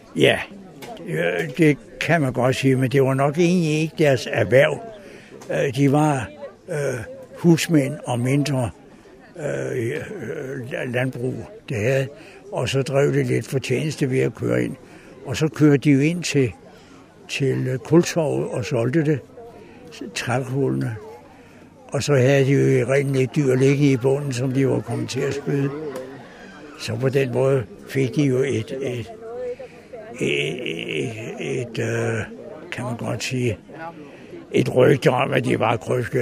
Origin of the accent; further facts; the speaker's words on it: Ejlstrup, Capital Region of Denmark, Denmark; jeg er barnefødt i Ejlstrup